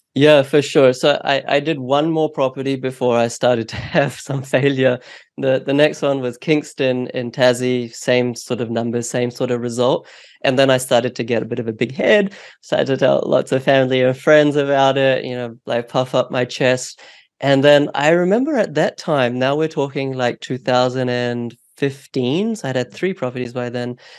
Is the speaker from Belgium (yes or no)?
no; New Zealand; also born or lived in India; now in Australia; I was born in India, um, but we moved um, to New Zealand when I was four